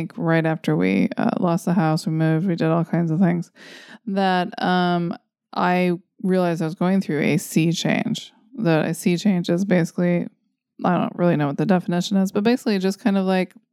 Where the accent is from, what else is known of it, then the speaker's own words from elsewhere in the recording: Redding, California, United States; I could just like live here in my hometown